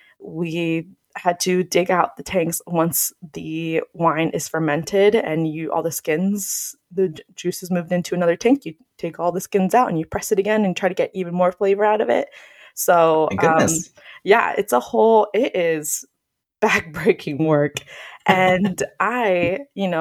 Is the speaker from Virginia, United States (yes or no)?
no; Phoenix, Arizona, United States; I grew up here in Phoenix